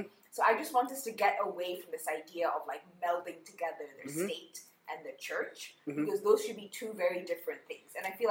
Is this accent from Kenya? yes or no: yes; Kenya; as opposed to you just accepting that I'm Muslim, I'm Kenyan, and both of those things can exist at the same time.